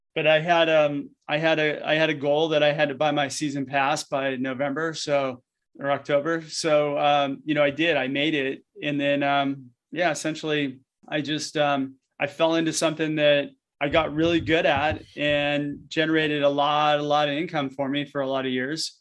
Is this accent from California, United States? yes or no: yes; Southern California, United States; I grew up in SoCal, and essentially, like, my life was surfing when I was a kid